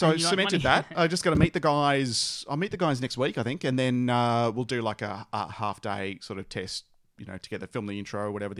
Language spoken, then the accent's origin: English; Australia; accent: Bogan; my normal Bogan accent